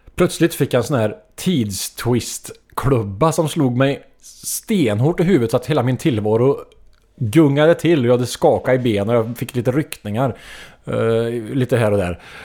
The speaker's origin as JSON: {"language": "Swedish", "town": "Trollhättan", "region": "Västra Götaland", "country": "Sweden", "tie": "born or raised there", "said": "min hemstad Trollhättan"}